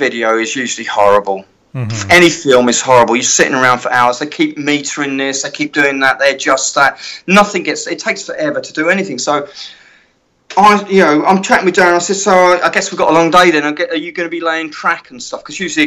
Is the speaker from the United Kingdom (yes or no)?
yes; England, United Kingdom; accent: British; I'm English